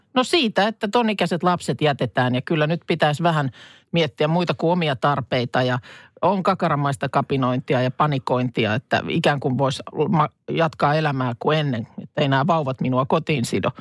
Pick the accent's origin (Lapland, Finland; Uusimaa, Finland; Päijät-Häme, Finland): Päijät-Häme, Finland; Lahti; moved away; muutin pois sitten Lahdesta